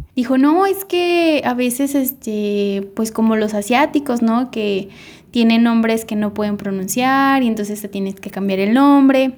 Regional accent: Mexico; moved away; me preguntó que de dónde era, ya le dije que era mexicana

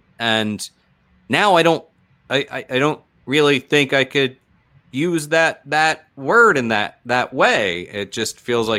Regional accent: Florida, United States; I grew up in Florida

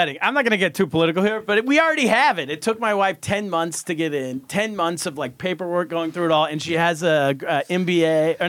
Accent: United States; No, my wife is on. I'm American.

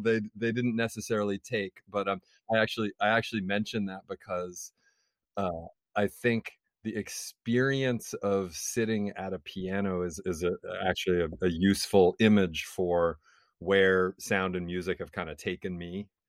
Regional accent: Oneida, United States; from Oneida

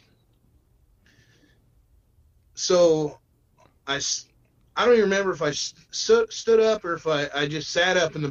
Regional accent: Midwest, United States; moved away as an adult; now in North Carolina, United States; I grew up in the Midwest

